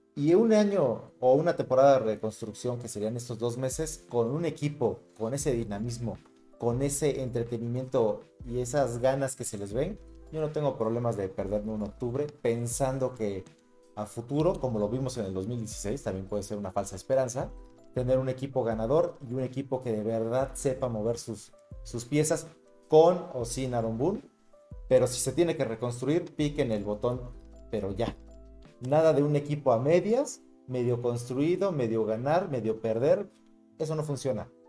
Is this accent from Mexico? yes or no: yes; Mexico; Nosotros somos mexicanos